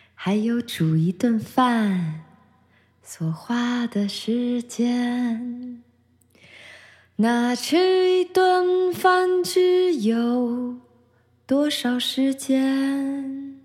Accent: Taiwan; 我来自这里真好

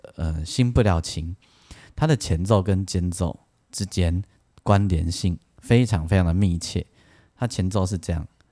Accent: Taiwan; 但是台湾我们台湾人把它拿来做编曲

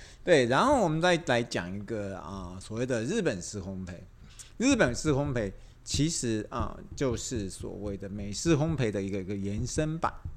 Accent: Taiwan; 我们台湾人

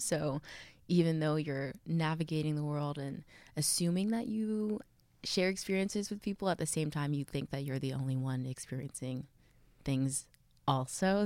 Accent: Texas, United States; I'm from Texas.

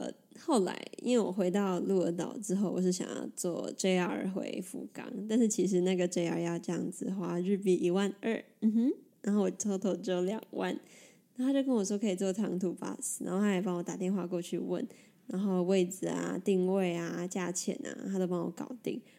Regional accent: Taiwan; 我是从台湾来的，

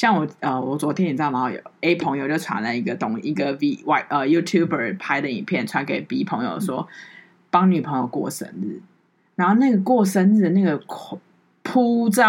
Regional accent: New Taipei, Taiwan; 台北人都很冷漠，台北人会这样看，即便我是台呃我是好我是新北人

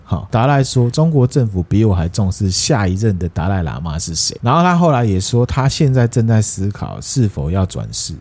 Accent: Taiwan; 对我们台湾人有用的事情

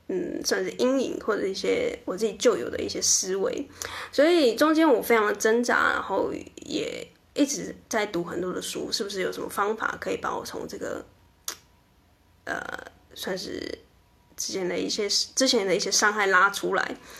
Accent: southern Taiwan, Taiwan; moved away as an adult; also born or lived in Taipei; 因为我在台北上班过一阵子，那因为我是南部人

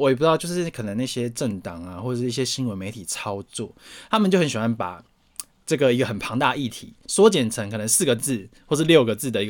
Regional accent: Taoyuan, Taiwan; Hello，我桃园人要批评你喽。

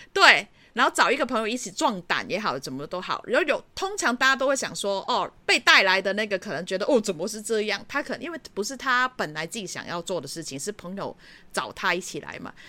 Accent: Hong Kong; moved away as an adult; now in Taitung, Taiwan; 我自己毕竟在香港长大的

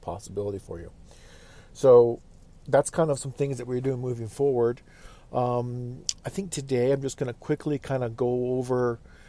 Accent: Fairbanks, Alaska, United States; That's kind of our hometown, our home base. We hail from the Fairbanks general area, interior Alaska.

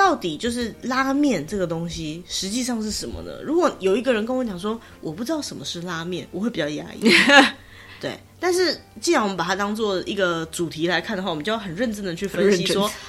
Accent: Taiwan; 我们小时候在台湾吃的乌龙面就是粗的嘛。

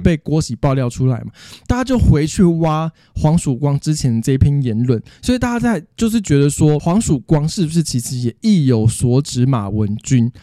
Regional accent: Taipei, Taiwan; 我从小就在台北市，我阿公，我阿公的阿公，从小我们一家八代就是台北市长大的

